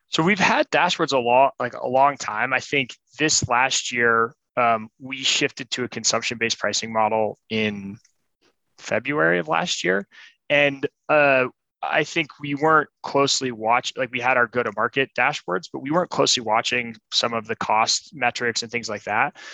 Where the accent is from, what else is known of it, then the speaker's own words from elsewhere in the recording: Colorado, United States; moved away as an adult; also born or lived in San Francisco; I'm from Colorado